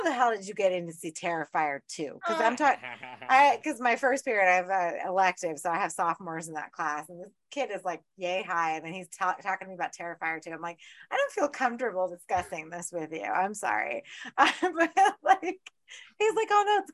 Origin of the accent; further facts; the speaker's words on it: Orlando, Florida, United States; I grew up in Orlando